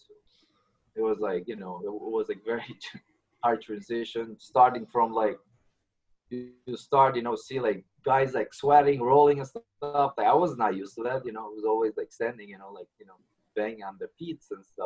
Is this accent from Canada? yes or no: no; Albania; moved away as an adult; I'm from Albania. I immigrated here like almost 10 years ago.